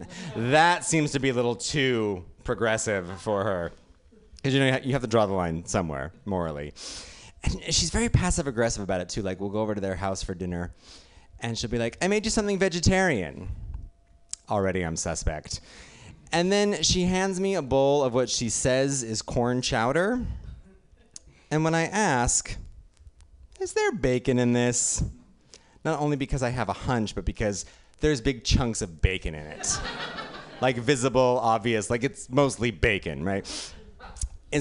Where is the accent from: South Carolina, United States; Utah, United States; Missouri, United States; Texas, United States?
Utah, United States; now in New York, United States; I grew up in, I live in New York now, but I grew up in Utah